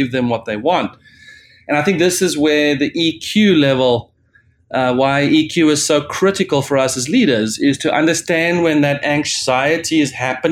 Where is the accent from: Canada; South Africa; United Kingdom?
South Africa; as a South African